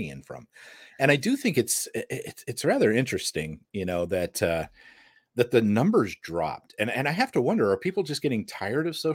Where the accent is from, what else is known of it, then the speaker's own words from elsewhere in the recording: United States; I'm American